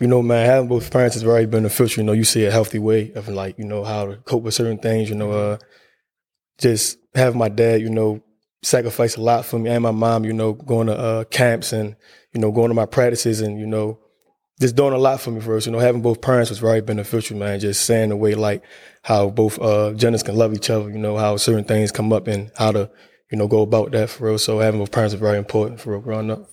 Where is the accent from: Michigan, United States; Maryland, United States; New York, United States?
Maryland, United States; Baltimore; growing up in Baltimore is tough